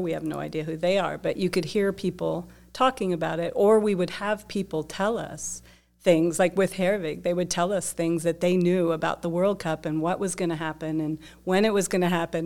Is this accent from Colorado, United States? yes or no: yes; Dillon, Colorado, United States; I grew up in Dillon, Colorado, tiny town